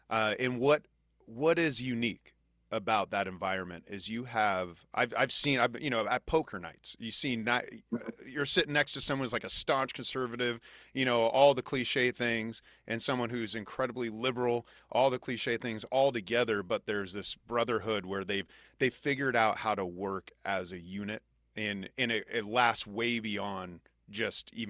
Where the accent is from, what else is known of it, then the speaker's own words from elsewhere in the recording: Junction City, Kansas, United States; And I grew up in Kansas